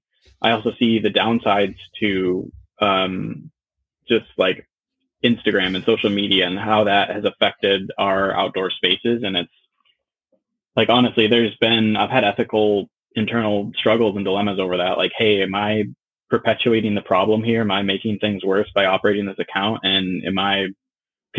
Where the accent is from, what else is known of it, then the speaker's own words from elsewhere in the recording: Minnesota, United States; now in Seattle, United States; growing up in Minnesota, we didn't exactly have mountains to go